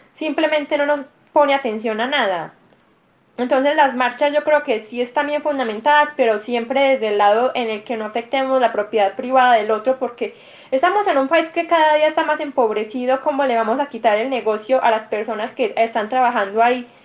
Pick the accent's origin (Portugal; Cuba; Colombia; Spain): Colombia; Medellín, Antioquia; yo soy paisa, soy de Medellín, Colombia